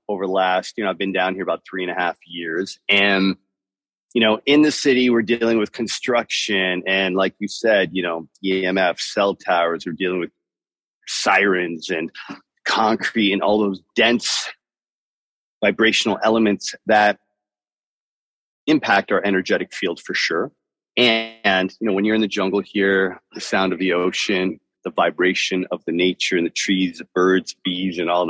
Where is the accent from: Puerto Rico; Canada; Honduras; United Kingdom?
Canada; Toronto, Ontario; also born or lived in Miami; now in Nosara, Costa Rica; I'm from Toronto. From Toronto, but I lived in Miami for many, many years